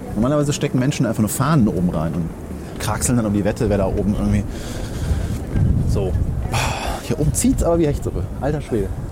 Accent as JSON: {"language": "German", "country": "Germany", "said": "als Deutscher"}